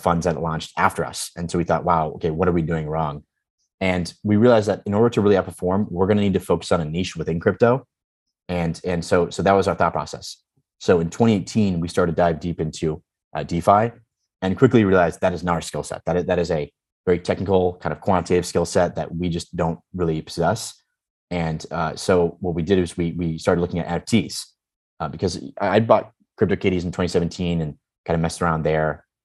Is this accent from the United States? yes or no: yes; Chicago, Illinois, United States; I've known Dan Patterson, or Dan, since I was 6 years old. So we grew up together in Chicago